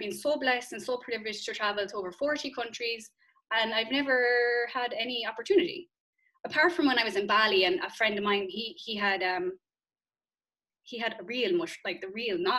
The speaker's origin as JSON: {"language": "English", "country": "Ireland", "tie": "born or raised there", "said": "growing up in Catholic Ireland"}